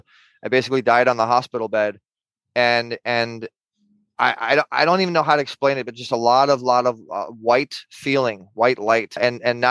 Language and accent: English; Orange County, California, United States; I'm from Orange County.